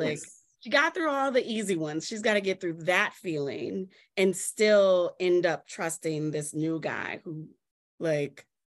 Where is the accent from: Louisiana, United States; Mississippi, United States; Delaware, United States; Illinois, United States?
Louisiana, United States; New Orleans; I come from New Orleans where everything, like, you know, music is just like entrenched in everything that we